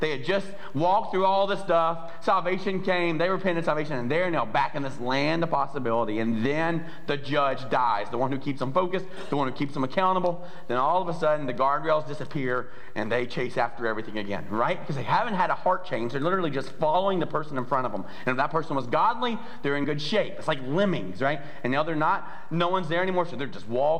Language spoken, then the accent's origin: English; the South, United States; I'm from the South